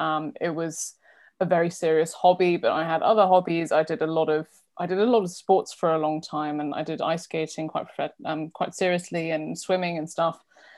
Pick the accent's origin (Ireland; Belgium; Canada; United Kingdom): United Kingdom; London; also born or lived in south of France; So I was born in London, but spent a couple of years in the south of France, where there was kind of, you know, in the rural local school, so there was really no music at all. And then I went to, when we eventually moved back to London